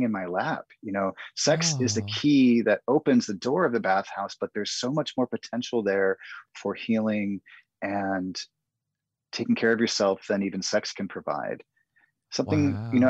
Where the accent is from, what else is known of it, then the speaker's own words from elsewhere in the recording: the Northwest, Pacific Northwest, United States; Growing up in the Northwest